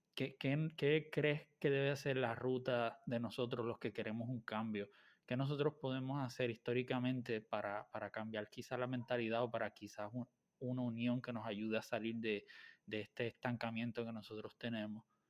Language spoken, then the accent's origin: Spanish; Puerto Rico; soy de Puerto Rico